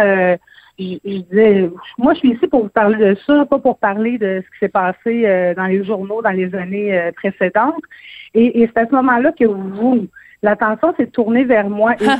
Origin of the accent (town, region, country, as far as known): Quebec, Canada